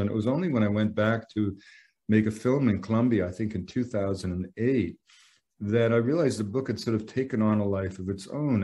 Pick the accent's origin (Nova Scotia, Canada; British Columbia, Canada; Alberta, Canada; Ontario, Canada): British Columbia, Canada; I'm from British Columbia. I've saved up money in a logging camp